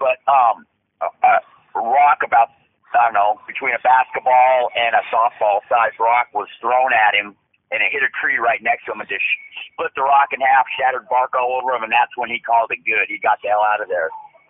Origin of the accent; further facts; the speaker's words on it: Spokane, Washington, United States; now in Butte, United States; I'm from New Montana, from Spokane. Originally from Spokane. Was a Marine for 11 years